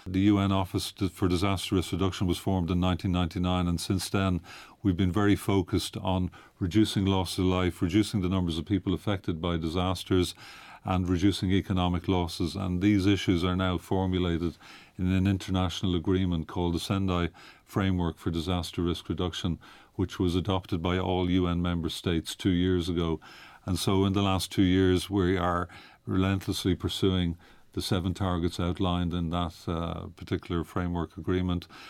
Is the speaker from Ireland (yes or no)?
yes; Ireland; now in Geneva, Switzerland; I'm from Ireland originally.